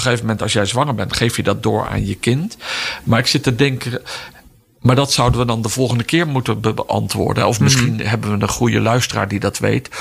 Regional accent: Netherlands; wij als Nederlanders

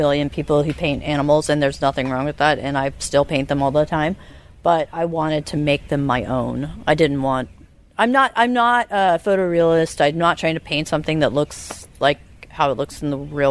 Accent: Charleston, South Carolina, United States; also born or lived in Asheville, North Carolina; now in Savannah, United States; I grew up in Charleston

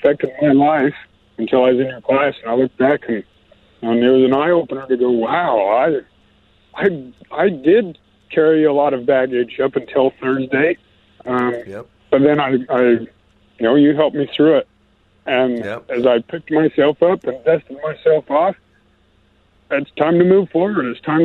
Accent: Montana, United States; So I'm 31. Okay. I'm from Montana

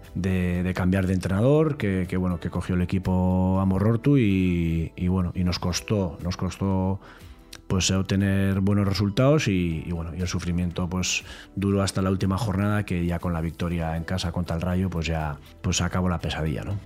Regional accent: Elgoibar, Basque Country, Spain; me permitió seguir viviendo en, casa de mis padres en el Goibar

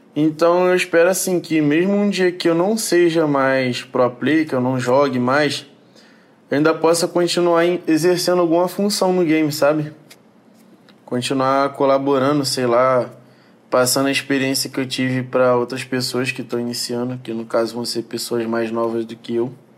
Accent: Rio de Janeiro, Brazil

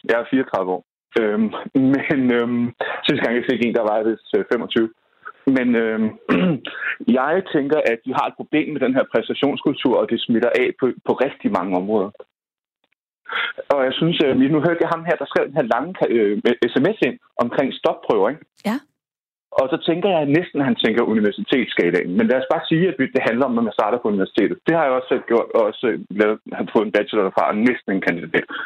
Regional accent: North Zealand, Capital Region of Denmark, Denmark; jeg kommer fra Nordsjælland

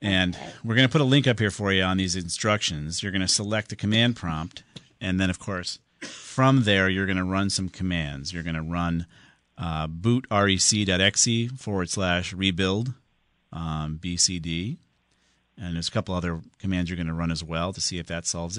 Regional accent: Southington, Connecticut, United States; Southington, my hometown

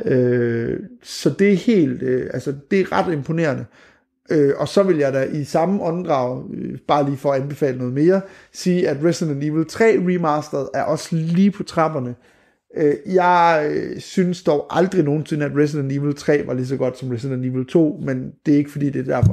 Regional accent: Skanderborg, Central Denmark Region, Denmark; moved away; Jeg er fra Skanderborg.

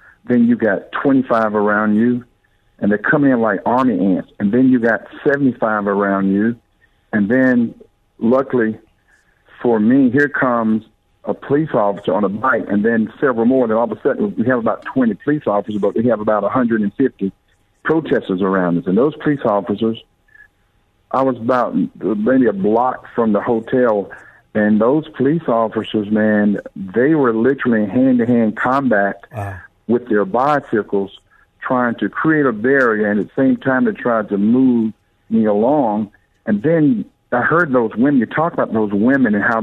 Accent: North Carolina, United States; also born or lived in Georgia; now in Atlanta, United States; I'm just a plowboy from North Carolina that's been hanging out in Georgia for a long time, so I'm just a Southerner

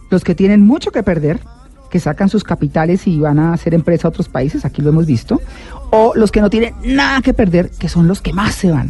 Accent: Norte de Santander, Colombia; por lo menos quienes crecimos en los Santanderes.

